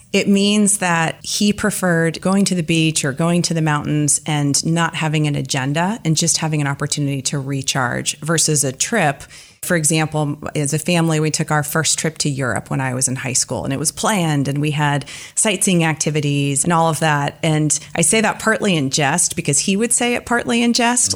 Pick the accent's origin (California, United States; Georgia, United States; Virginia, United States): California, United States; East Bay, Bay Area; I'm a native Californian. I grew up in the Bay Area, in the East Bay.